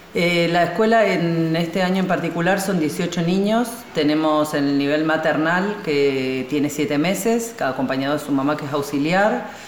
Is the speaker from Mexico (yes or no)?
no; Tierra del Fuego, Argentina; Ambos somos de Tierra del Fuego